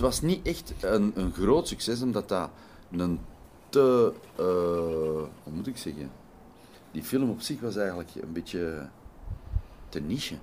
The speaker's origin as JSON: {"language": "Dutch", "country": "Belgium", "also_born_or_lived": "Netherlands Antilles", "said": "ik als Belg"}